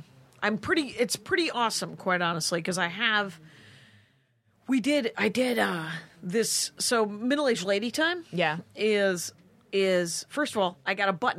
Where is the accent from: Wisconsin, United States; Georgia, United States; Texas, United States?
Wisconsin, United States; South Milwaukee; they're turning a Catholic church into a mosque in my hometown.